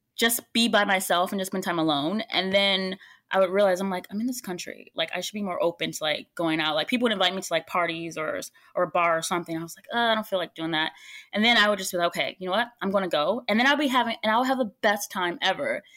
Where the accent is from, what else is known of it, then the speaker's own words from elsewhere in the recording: United States; I'm American